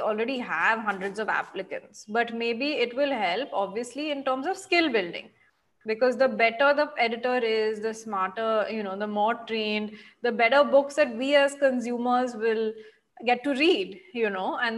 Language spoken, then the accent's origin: English; Mumbai, Maharashtra, India; I'm from Bombay.